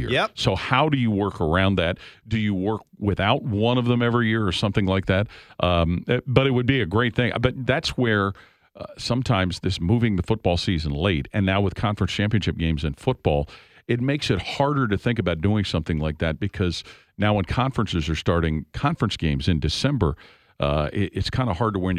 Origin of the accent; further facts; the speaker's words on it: Cincinnati, Ohio, United States; and that being my hometown.